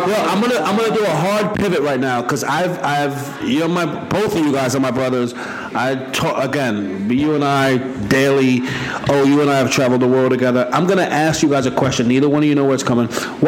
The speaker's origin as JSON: {"language": "English", "region": "New York", "country": "United States", "tie": "born or raised there", "said": "I'm obviously born and raised in New York and I'm a Cavs fan."}